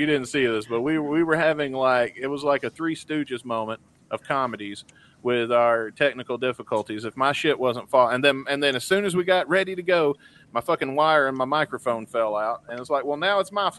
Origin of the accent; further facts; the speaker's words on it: Tupelo, Mississippi, United States; moved away; It's been so long since I got out of Mississippi